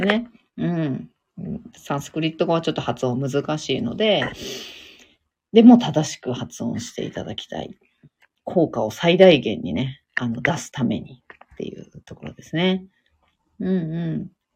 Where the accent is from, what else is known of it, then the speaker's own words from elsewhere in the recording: Fukushima, Japan; accent: Fukushima dialect (Tohoku); 東北の福島のなまり出ますけど